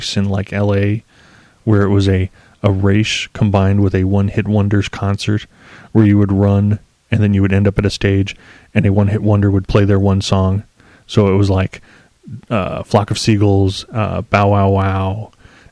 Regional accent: Columbus, Ohio, United States; now in Northeast Ohio, United States; I was growing up in Columbus at the time

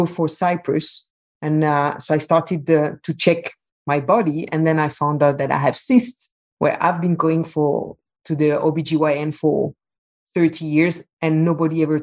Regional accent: Belgium; moved away as an adult; also born or lived in Qatar; I'm from Belgium, but I was living at the time in Qatar.

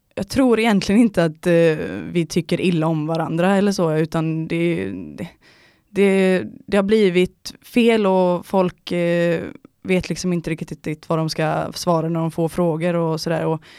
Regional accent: near Ullared, Halland County, Sweden; also born or lived in Gothenburg; now in Stockholm, Sweden; typ två mil därifrån, eh, mitt ute i skogen, eh, är jag uppväxt ihop med min eh, familj då

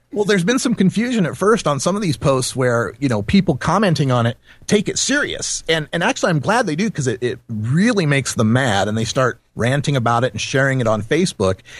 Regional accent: Idaho, United States; I grew up in Idaho, and I kind of understand the Intermountain West mentality

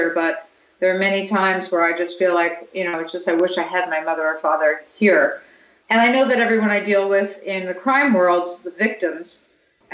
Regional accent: New York, United States; I grew up in New York

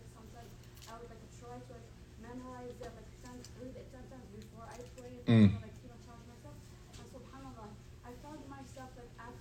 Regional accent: East Coast, United States; I'm from the East Coast.

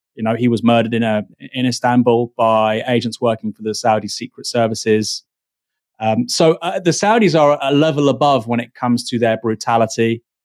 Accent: Bournemouth, South West England, United Kingdom; I'm from Bournemouth

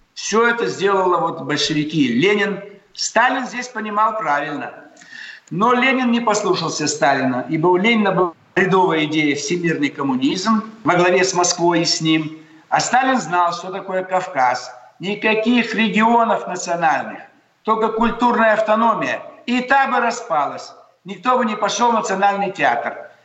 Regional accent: southern Kazakhstan, Kazakhstan; now in Russia; Я сам из Казахстана

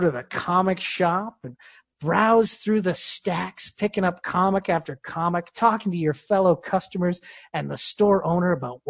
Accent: Yonkers, New York, United States; Jimmy Palmiotti, he's from Brooklyn. I'm from Yonkers. So there might be a 10% possibility.

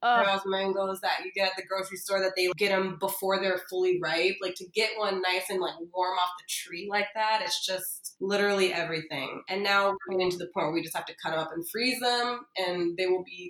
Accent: Miami, Florida, United States; I'm born and raised here.

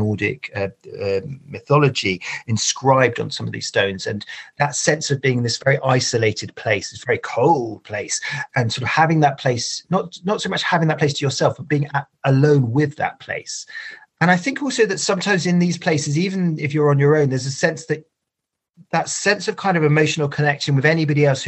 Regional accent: United Kingdom; as a Brit

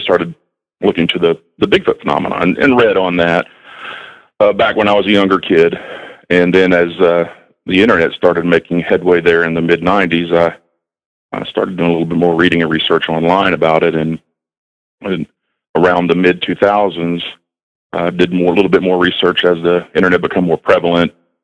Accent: Southeast Texas, United States; moved away as an adult; now in North Carolina, United States; I grew up in Southeast Texas

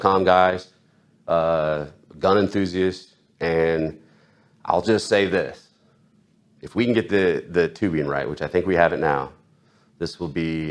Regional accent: Illinois, United States; also born or lived in California; now in South Carolina, United States; I grew up in Illinois, and I lived in California until I moved to South Carolina

